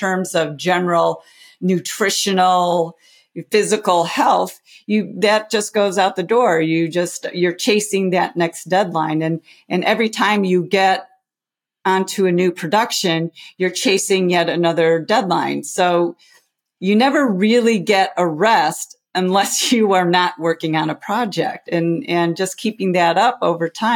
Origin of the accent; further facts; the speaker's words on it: outside of Chicago, Illinois, United States; as a kid growing up outside of Chicago